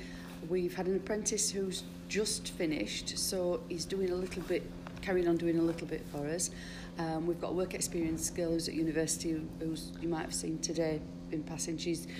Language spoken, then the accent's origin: English; Todmorden, Yorkshire and the Humber, United Kingdom; I was born here.